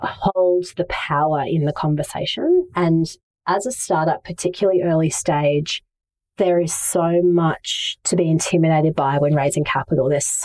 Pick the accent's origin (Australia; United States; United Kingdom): Australia; Brisbane, Queensland; I'm originally from Brisbane, or one of the many places I've lived is Brisbane.